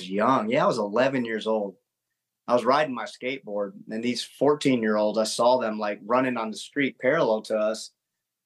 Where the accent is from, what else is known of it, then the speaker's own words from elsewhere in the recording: Augusta, Georgia, United States; I grew up in South Augusta here